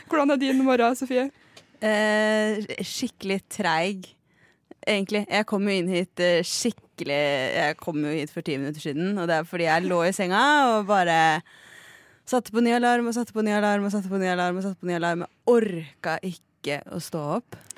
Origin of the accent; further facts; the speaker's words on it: Lillehammer, Innlandet, Norway; jeg er, jo, fra Lillehammer, og på nyttårsaften så slutter Oppland å eksistere for alltid.